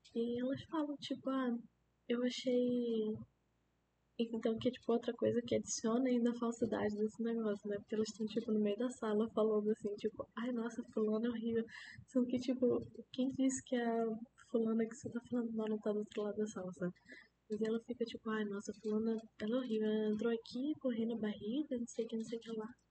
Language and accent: Portuguese; Manaus, Amazonas, Brazil; now in Rio de Janeiro, Brazil; eu sou de Manaus